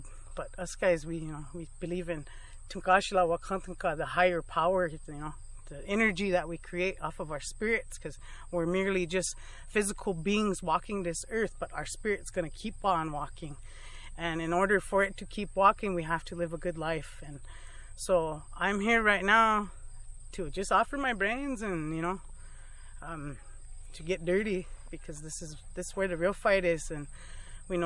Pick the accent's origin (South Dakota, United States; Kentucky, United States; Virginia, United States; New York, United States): South Dakota, United States; Rosebud; I'm from Swift Bear community on Sichangu lands in Rosebud, South Dakota.